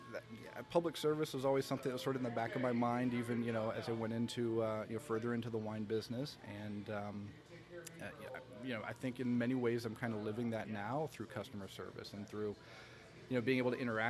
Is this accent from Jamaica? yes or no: no; Canada; also born or lived in North Carolina, United States; Family moved to Canada when I was 9. Okay. Grew up there, went to school there, joined the workforce.